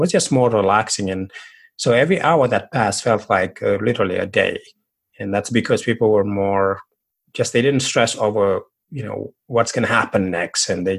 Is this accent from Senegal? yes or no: yes; Senegal; moved away; I'm originally from Senegal, West Africa.